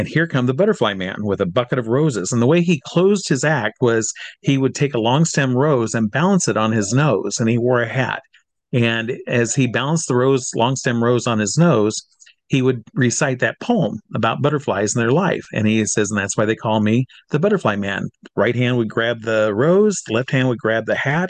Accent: Iowa, United States; moved away as an adult; I'm from Iowa originally

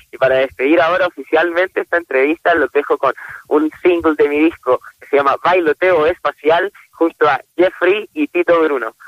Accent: Concepción, Biobío, Chile; yo soy de Concepción

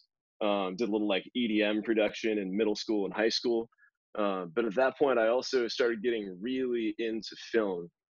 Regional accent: North Carolina, United States; growing up in North Carolina

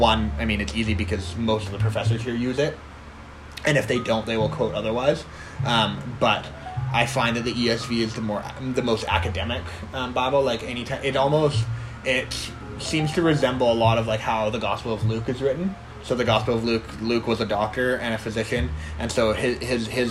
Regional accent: Kelowna, British Columbia, Canada; I grew up in Kelowna

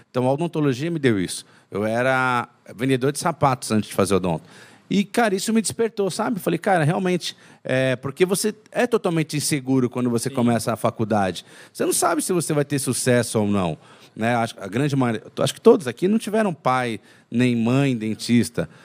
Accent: São Paulo, Brazil; now in Minas Gerais, Brazil; Então eu sou de São Paulo, né? mas moro em Minas. E durante as minhas férias eu ia para São Paulo para curtir as férias

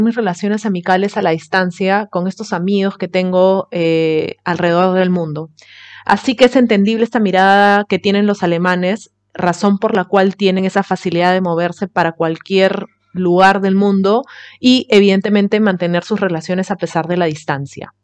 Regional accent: Peru; moved away; como buena peruana que soy

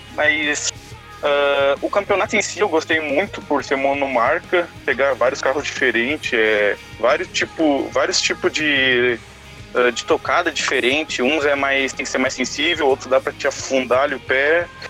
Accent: Novo Hamburgo, Rio Grande do Sul, Brazil; sou do estado do Rio Grande do Sul, mais especificamente da cidade de Novo Hamburgo

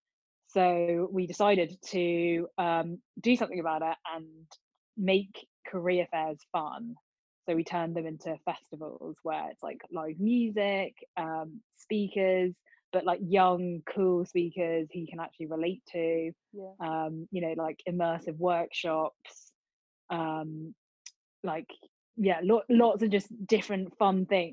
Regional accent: Oxford, South East England, United Kingdom; accent: Oxford Southern; now in London, United Kingdom; I currently live in London, but I'm originally from Oxford

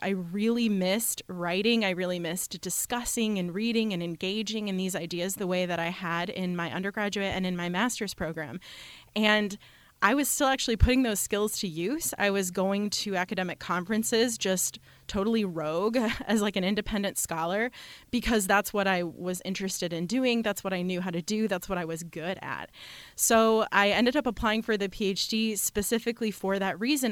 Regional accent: Michigan, United States; now in Madison, United States; I grew up in Michigan

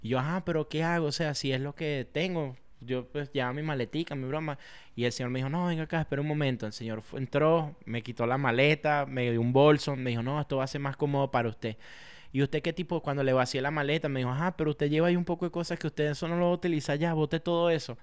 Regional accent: Venezuela; also born or lived in Tunja, Colombia; now in United States; yo como venezolano

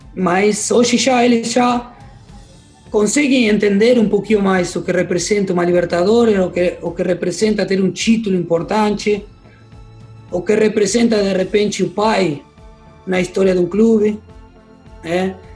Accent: Argentina; moved away as an adult; now in Porto Alegre, Brazil; não troco nada pelo meu barrio, não troco nada pelo que eu vivi e pelo que eu tenho lá no, na minha terra

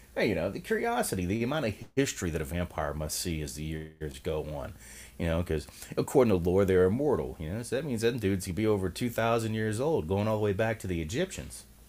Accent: New Orleans, Louisiana, United States; moved away; I'm from New Orleans, Louisiana originally

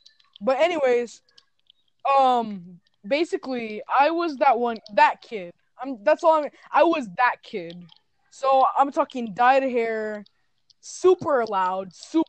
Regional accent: Mexico; I came from the Mexico, I came from Mexico.

